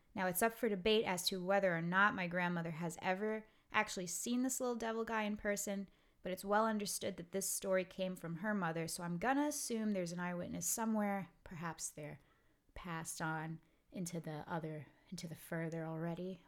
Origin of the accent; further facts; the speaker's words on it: New York City, New York, United States; I'm I'm from Brooklyn